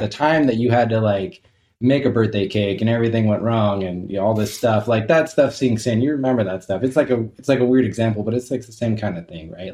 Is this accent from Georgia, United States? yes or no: no; Southern California, United States; I grew up in Southern California